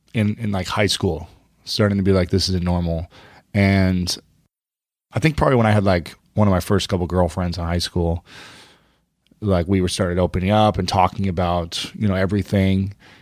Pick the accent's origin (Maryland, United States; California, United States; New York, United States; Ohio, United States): Ohio, United States; Yeah. Ohio.